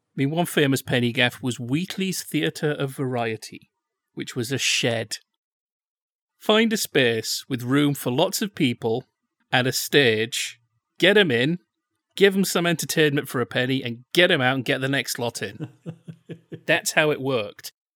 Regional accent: Yorkshire and the Humber, United Kingdom; I'm from Yorkshire

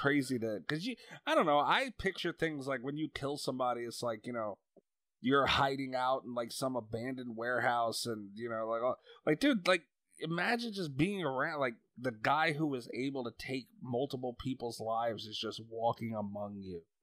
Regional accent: New York, United States; also born or lived in Long Island; live on Long Island. I'm from New York

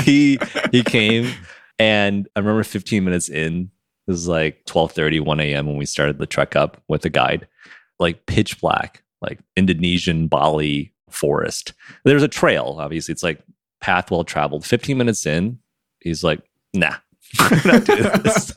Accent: Michigan, United States; moved away; I'm from Michigan

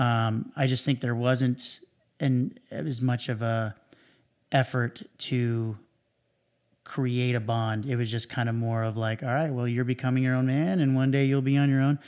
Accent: Cypress, California, United States; also born or lived in Huntington Beach, California; I grew up in Orange County. I, um, was, um, pretty much grew up in Cyprus my whole life.

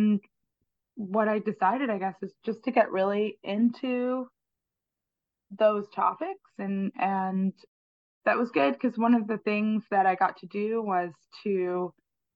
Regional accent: Turks & Caicos Islands; moved away as an adult; also born or lived in New York City, United States; now in New Orleans, United States; I'm from the Turks and Caicos Islands, and my mother is Jamaican, and her mother moved to Turks and Caicos when I was a baby, and she opened a school, and the first setting for the school was my parents' garage. And so I grew up

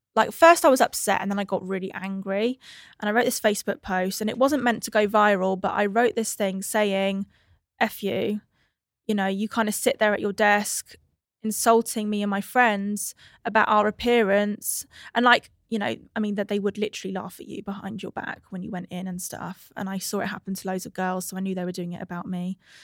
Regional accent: England–Wales border, United Kingdom; I was born on the cusp of England and Wales

